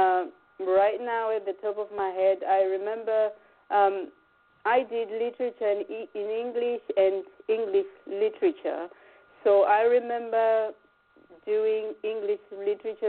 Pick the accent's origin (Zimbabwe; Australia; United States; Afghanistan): Zimbabwe; Chinhoyi, Mashonaland West; moved away as an adult; now in England; Growing up in Zimbabwe